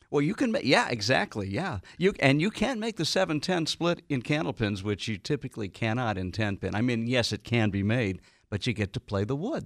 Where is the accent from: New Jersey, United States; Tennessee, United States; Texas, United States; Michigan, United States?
Michigan, United States; Detroit; moved away as an adult; growing up in Detroit